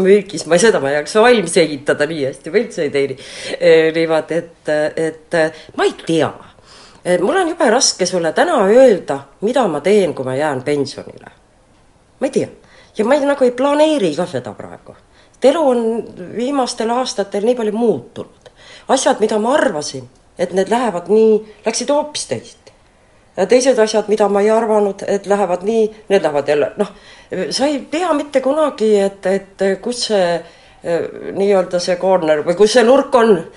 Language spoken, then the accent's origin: Estonian; Estonia; moved away as an adult; also born or lived in Helsinki; now in Finland; Eestimaa on loomulikult minu kodumaa